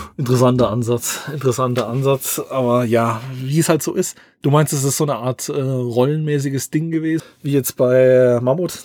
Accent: Southern Germany, Germany; bei uns im Süden

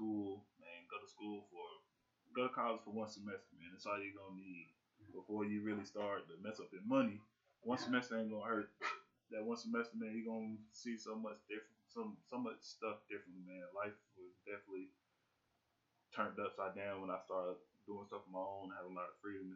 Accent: Durham, North Carolina, United States; born and raised in Durham

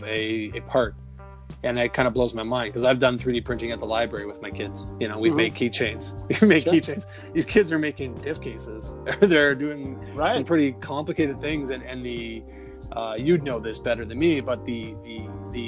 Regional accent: Canada; I'm Canadian

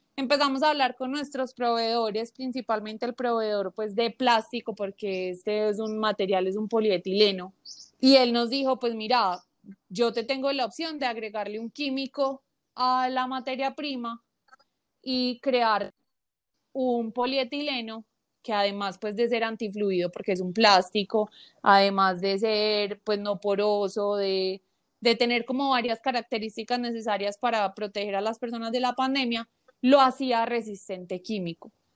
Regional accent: Colombia; como buenos colombianos le creemos

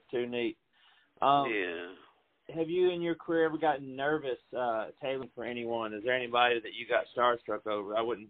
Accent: Middle Tennessee, United States; I was born and raised in Middle Tennessee. I've lived here most of my life

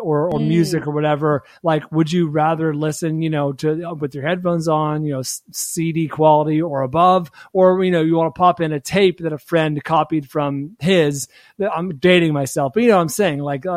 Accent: Bay Area, California, United States; now in Los Angeles, United States; where I grew up in the Bay Area

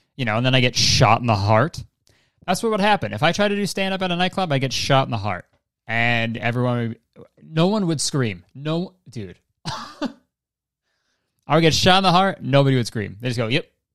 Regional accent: Hamilton, Ontario, Canada; my hometown of Hamilton, Ontario

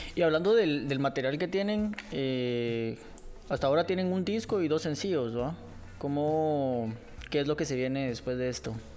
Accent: Guatemala; yo como ciudadano guatemalteco

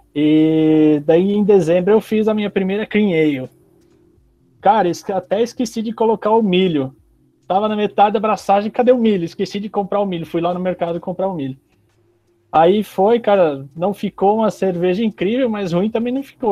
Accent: Pomerode, Santa Catarina, Brazil; also born or lived in Bolivia; now in Palmas, Brazil; Eu sou natural de Santa Catarina, Pomerode, do lado de Blumenau

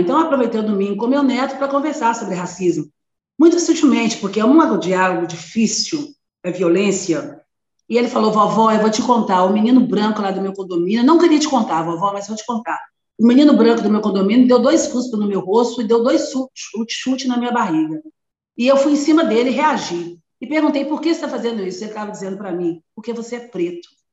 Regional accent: Belo Horizonte, Minas Gerais, Brazil; eu sou de uma família pobre, muito pobre, de Belo Horizonte, Minas Gerais, eu sou mineira

